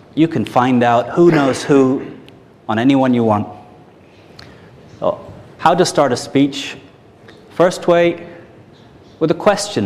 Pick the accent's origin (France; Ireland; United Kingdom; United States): Ireland; I'm Irish, 38 years old.